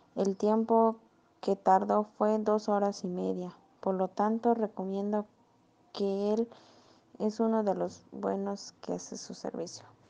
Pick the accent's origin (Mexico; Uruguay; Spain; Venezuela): Mexico; soy del país de México